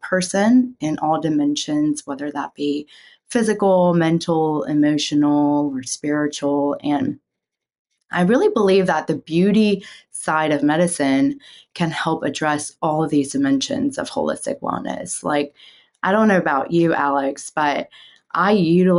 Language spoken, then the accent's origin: English; South Korea; moved away; growing up in Korea